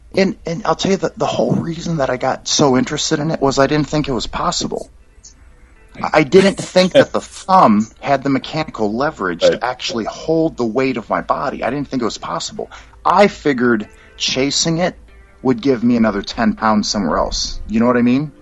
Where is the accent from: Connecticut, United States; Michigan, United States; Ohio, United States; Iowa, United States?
Michigan, United States; Dearborn; moved away as an adult; also born or lived in California / Minot, North Dakota / Okinawa; now in Fort Worth, United States; I grew up in Michigan.